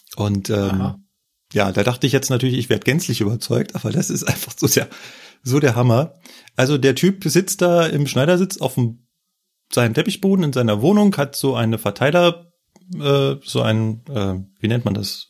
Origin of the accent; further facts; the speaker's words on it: Berlin, Germany; moved away; in meiner Heimat